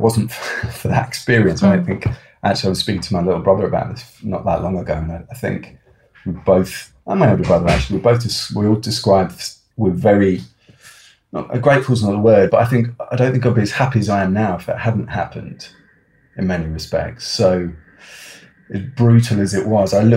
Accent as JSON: {"language": "English", "town": "Oxford", "region": "South East England", "country": "United Kingdom", "tie": "born or raised there", "said": "I grew up near Oxford, which was a lovely place to grow up"}